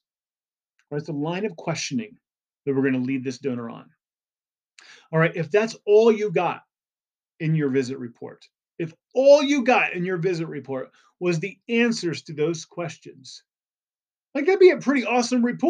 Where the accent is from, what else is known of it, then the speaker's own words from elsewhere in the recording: Indiana, United States; I grew up in Indiana